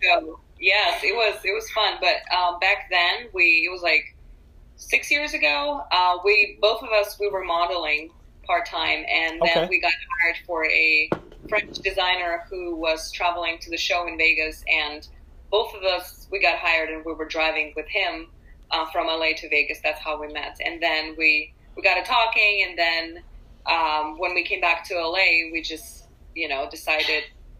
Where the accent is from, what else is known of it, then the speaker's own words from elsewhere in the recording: Urals, Russia; also born or lived in San Francisco; now in Los Angeles, United States; I also was born and raised in Russia.